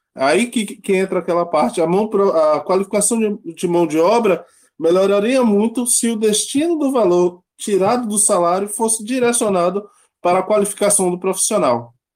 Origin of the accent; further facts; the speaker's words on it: Salvador, Bahia, Brazil; moved away; also born or lived in São Paulo; Eu sou natural de Salvador, saí da Bahia